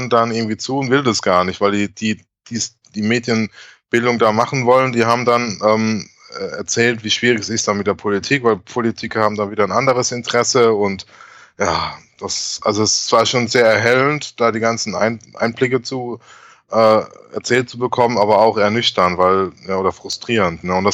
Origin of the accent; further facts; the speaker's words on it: Heidelberg, Baden-Württemberg, Germany; Dann war ich äh, in Heidelberg, in meiner Heimat, und hatte die große Ehre, zum ersten Mal, also ich glaube mhm. das erste Mal einen Vortrag in meiner Heimat, also in der Kurpfalz, zu halten.